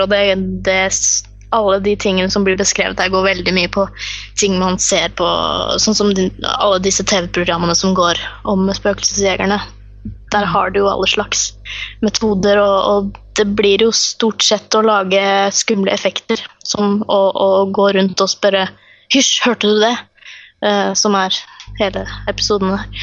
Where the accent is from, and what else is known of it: Fredrikstad, Østfold, Norway; born or raised there